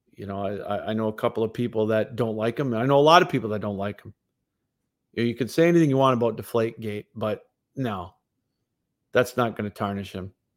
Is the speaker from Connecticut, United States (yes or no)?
no; Munising, Michigan, United States; Munising, my hometown.